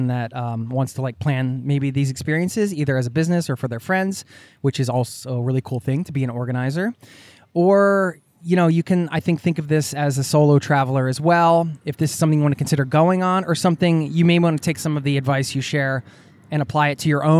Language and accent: English; Philadelphia suburbs, Pennsylvania, United States; a guy who grew up in the suburbs in Philadelphia, suburban kid